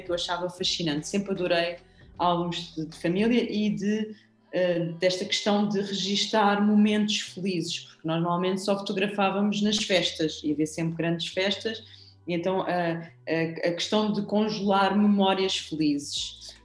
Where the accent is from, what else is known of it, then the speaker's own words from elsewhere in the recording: Lisbon, Portugal; eu não sou algarvia, sou lisboeta, alfacinha